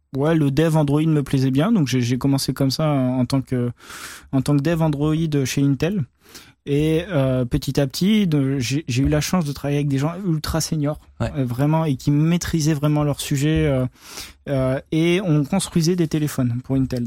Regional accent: France; je suis français

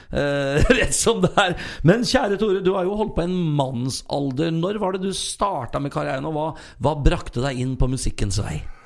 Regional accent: Sarpsborg, Østfold, Norway; born or raised there; moved away as an adult; now in Trøndelag, Norway

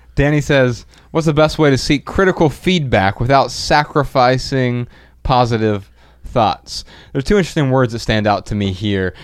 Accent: Dayton, Ohio, United States; we're from Dayton, Ohio

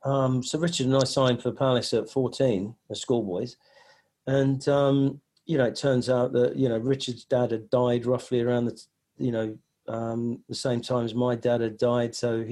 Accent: Nigeria; born there; But because I was born in Nigeria, my mum was English and my dad was Nigerian.

